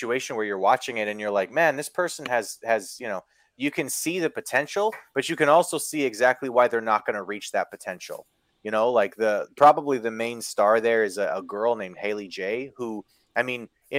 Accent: Kenora, Ontario, Canada; where I grew up in Kenora

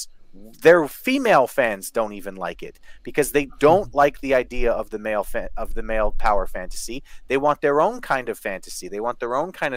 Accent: Canada; I'm from Canada

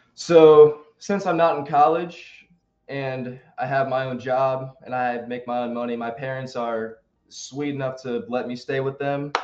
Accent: Greensboro, North Carolina, United States; Greensboro, where I'm from, my hometown

